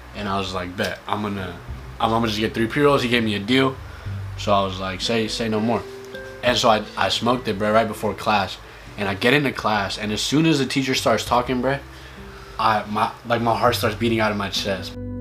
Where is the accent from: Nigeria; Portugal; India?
India; now in California, United States; I'm not from here, but like I was born in India